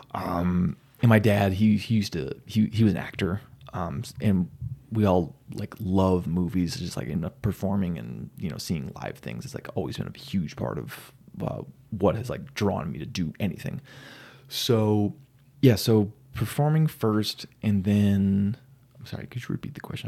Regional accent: Silver City, New Mexico, United States; moved away as an adult; now in Phoenix, United States; I grew up in New Mexico

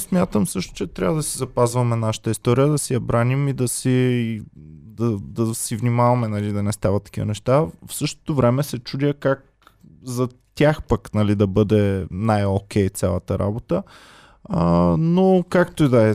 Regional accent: Bulgaria; also born or lived in Austria; мен защото съм българин

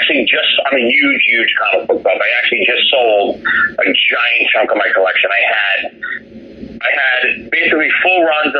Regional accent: New York City, New York, United States; also born or lived in Manhattan, New York / Italy (grandparents); I grew up in Brooklyn originally, and then I lived in Manhattan from when I was about 15 till I was in my 30s

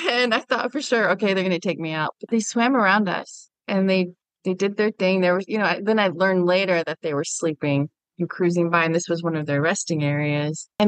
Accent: Germany; I grew up overseas in Germany. My father was in the military, and so we were always landlocked

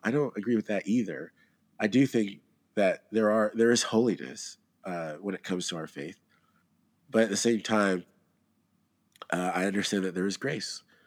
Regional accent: Georgia, United States; I'm from Georgia

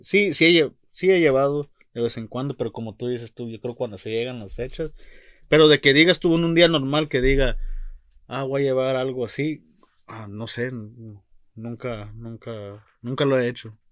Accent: Mexico

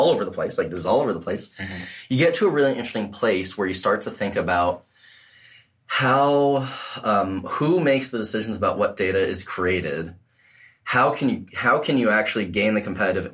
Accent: New England, United States; I'm from New England

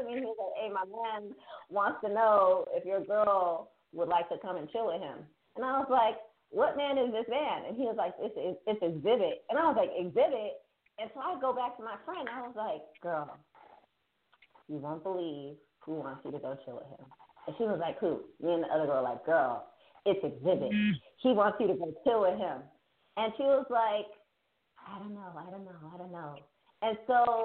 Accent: Bay Area, California, United States; I grew up in the Bay Area in California

